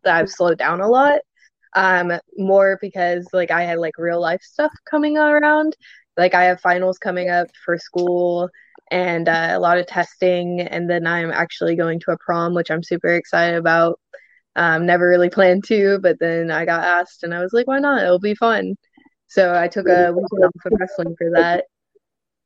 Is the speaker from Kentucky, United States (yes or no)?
yes; Louisville, Kentucky, United States; So I'm from Louisville, Louisville, Kentucky.